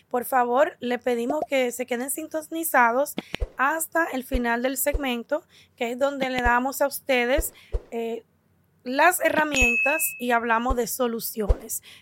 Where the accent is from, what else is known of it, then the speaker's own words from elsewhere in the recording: New York City, New York, United States; Yo nací en Nueva York. En Nueva York.